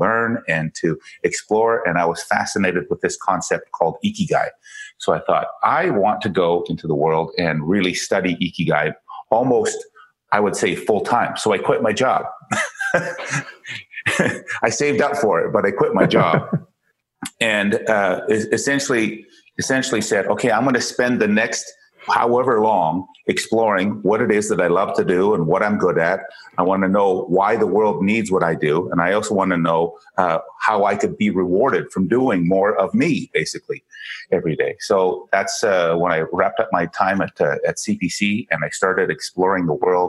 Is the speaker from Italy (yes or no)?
no; Canada; also born or lived in Calgary, Canada; I'm a Canadian. I live in Calgary, Canada.